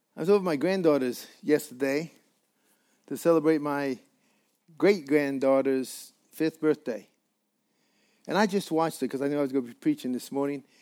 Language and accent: English; Colorado, United States; I'm from Colorado